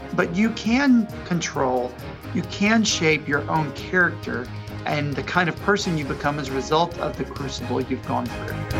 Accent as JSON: {"language": "English", "town": "Jackson", "region": "Mississippi", "country": "United States", "tie": "born or raised there", "said": "My mom was head of an independent school in my hometown of Jackson, Mississippi."}